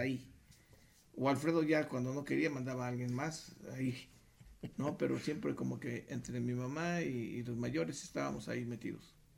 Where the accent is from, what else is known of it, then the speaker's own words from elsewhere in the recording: Mexico City, Mexico; éramos del DF.